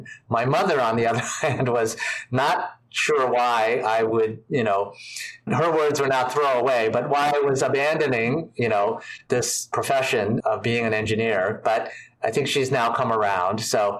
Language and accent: English; suburban Washington, D.C., Maryland, United States; also born or lived in New York City, United States / California, United States; I was born in New York City when my parents were in graduate school. We moved to California for them to finish graduate school. And then I grew up in suburban Washington, D.C., so in Maryland